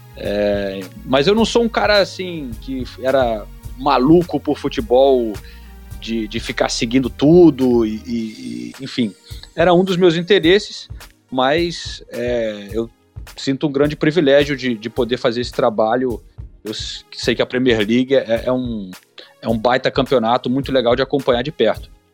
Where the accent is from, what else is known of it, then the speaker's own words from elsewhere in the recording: Brazil; moved away; A gente, como brasileiro